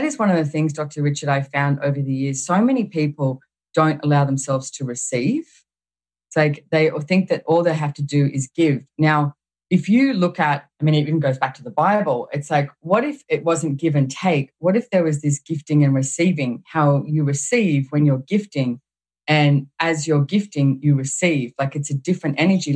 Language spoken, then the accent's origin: English; Australia; I found myself in Houston, Texas, as an Australian